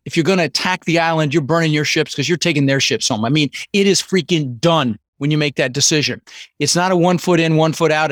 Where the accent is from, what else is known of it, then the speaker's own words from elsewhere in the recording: Denver, Colorado, United States; English is a second language; also born or lived in Netherlands; I was born in the Netherlands, wooden shoes and windmills, and immigrated when I was six years old with my brother Albert and my mother's Vaantje, and grew up in Denver